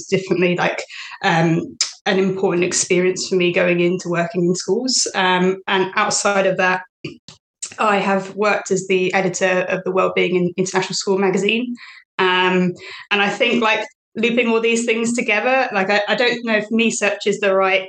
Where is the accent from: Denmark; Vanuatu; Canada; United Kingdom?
United Kingdom; also born or lived in Thailand; I'm British born. I'm currently based in the UK as well, a queer educator.